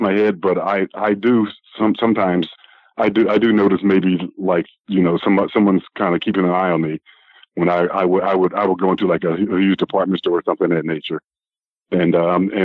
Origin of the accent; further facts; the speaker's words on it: Philadelphia, Pennsylvania, United States; being a black person growing up in Philadelphia